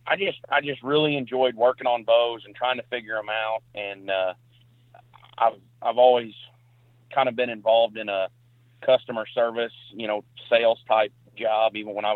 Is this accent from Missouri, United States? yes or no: yes; Perryville, Missouri, United States; So I'm from Perryville, Missouri. It's a not a super small town, but not a huge town. I'm about 75 miles south of St. Louis, and my county that I live in actually butts up to the Mississippi River.